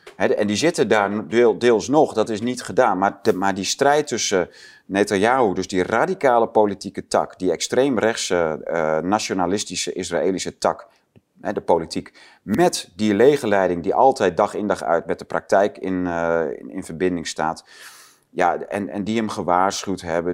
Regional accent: Netherlands; als Nederlander

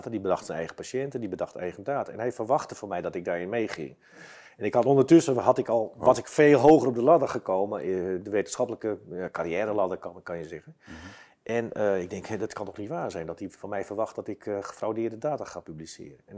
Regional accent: Basel, Basel-Stadt, Switzerland; Dus ik ben, dan, ben, ik uit, ik ben uit Basel.

